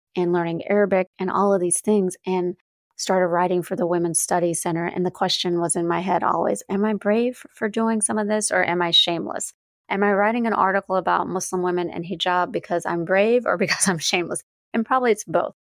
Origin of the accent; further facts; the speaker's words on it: North Carolina, United States; now in Chicago, United States; I grew up in the South, in North Carolina.